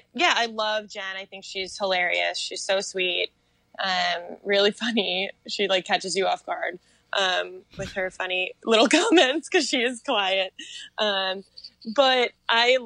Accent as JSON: {"language": "English", "region": "Connecticut", "country": "United States", "moved": "yes", "lives_now": "New York City, United States", "said": "We're both from Connecticut, so we love it there"}